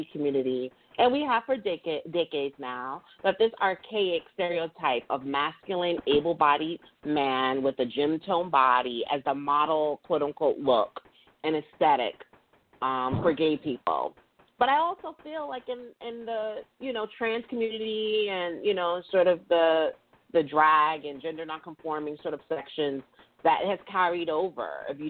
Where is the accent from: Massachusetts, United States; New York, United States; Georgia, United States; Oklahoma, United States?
New York, United States; you know, I'm from New York, so I know.